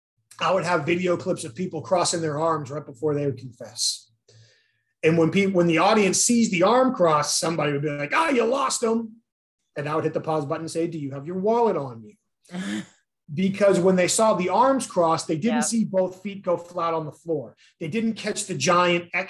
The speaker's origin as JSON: {"language": "English", "region": "New England", "country": "United States", "tie": "born or raised there", "moved": "yes", "lives_now": "Southern United States, United States", "said": "I grew up in New England."}